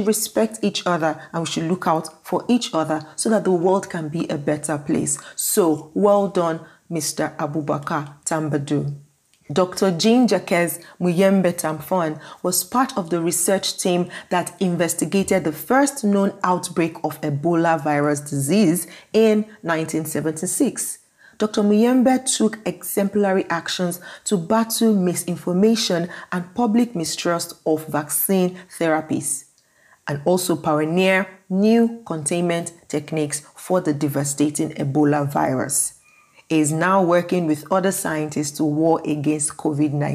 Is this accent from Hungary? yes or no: no; Nigeria; as a Nigerian